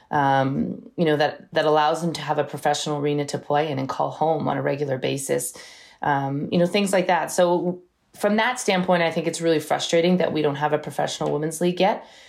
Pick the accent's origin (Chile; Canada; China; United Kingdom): Canada; Brampton, Ontario; when I was growing up in Brampton, it wasn't as diverse as it is now